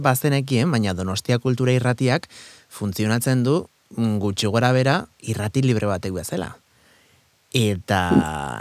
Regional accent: San Sebastián, Basque Country, Spain; ni hor jaiotako naizelako

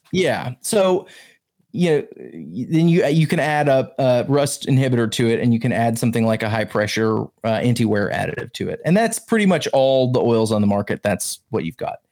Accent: the South, Alabama, United States; also born or lived in Georgia; I grew up in the South, Alabama and Georgia mainly

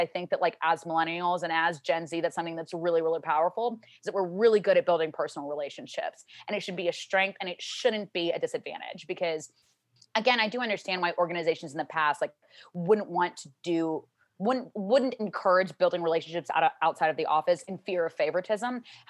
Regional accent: the South, United States; I grew up in the South and I grew up in a Catholic home and I went to Catholic school

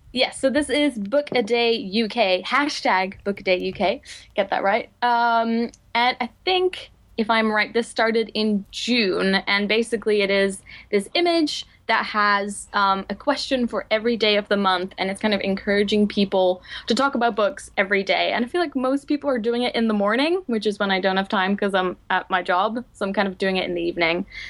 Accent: Netherlands; English is a second language; moved away as an adult; now in London, United Kingdom; I am originally from the Netherlands. I moved to London two years ago after I graduated from, uh, Leiden

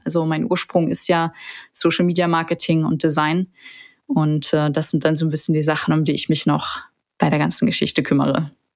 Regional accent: Saarland, Germany; moved away as an adult; also born or lived in Seoul; now in Düsseldorf, Germany; Ich bin ursprünglich Saarländerin

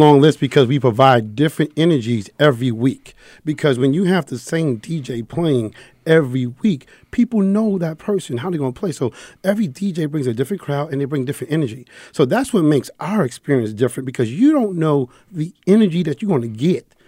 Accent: New York City, New York, United States; I'm from the Bronx, New York.

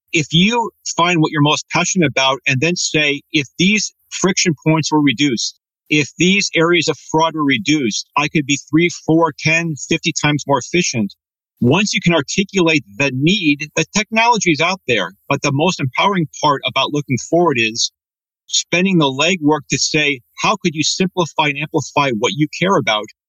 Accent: Redmond, Washington, United States; growing up in Redmond, Washington with an Italian family

